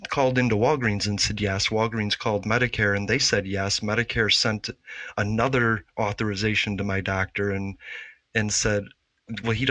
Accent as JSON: {"language": "English", "town": "Chicago", "region": "Illinois", "country": "United States", "tie": "born or raised there", "said": "I grew up in Chicago, so it was steaks, pork chops, fast food."}